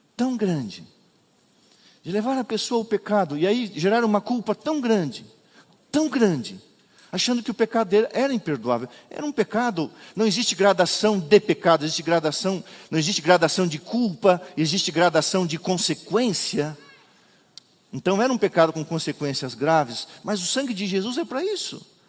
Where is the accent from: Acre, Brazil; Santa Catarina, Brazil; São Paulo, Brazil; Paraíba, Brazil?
Santa Catarina, Brazil; Bom Retiro; moved away; Eu nasci num lugar onde cai neve, está geando, minha, nevando lá em Bom Retiro, onde eu nasci